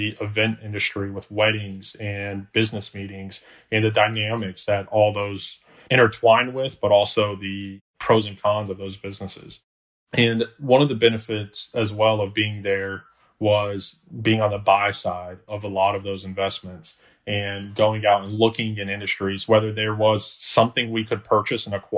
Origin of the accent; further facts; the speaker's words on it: Orlando, Florida, United States; also born or lived in Alabama; born and raised in Orlando, Florida